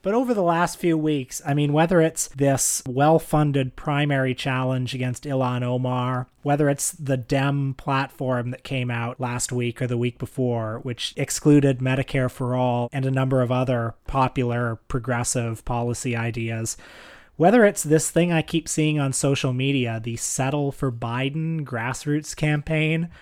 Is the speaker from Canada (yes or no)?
yes; Canada; I'm a Canadian